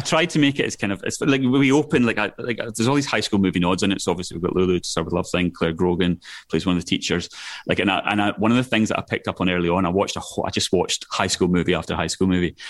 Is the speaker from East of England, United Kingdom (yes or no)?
no; Scotland, United Kingdom; accent: Scottish; now in London, United Kingdom; my Scottish accent